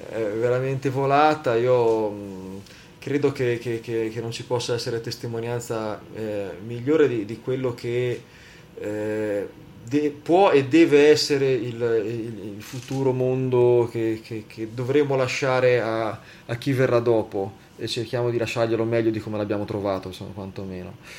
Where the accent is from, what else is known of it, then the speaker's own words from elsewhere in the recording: Liguria, Italy; da buon ligure